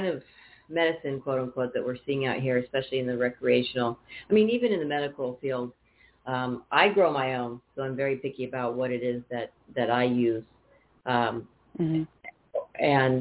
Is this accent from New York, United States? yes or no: no; Napa, California, United States; moved away; I want to move back to California, where I'm from, Northern California. And now I'm from Napa